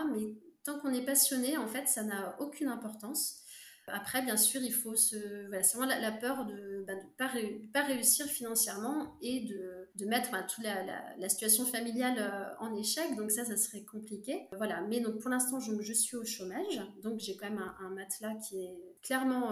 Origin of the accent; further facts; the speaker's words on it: Brittany, France; je suis bretonne